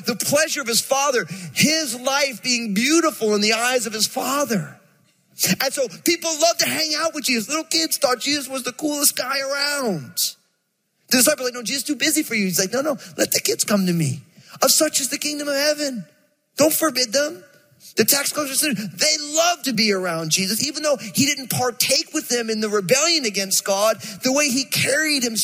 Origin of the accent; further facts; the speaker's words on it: New Jersey, United States; I'm from Jersey, and so I moved this sweet, angelic California girl to Jersey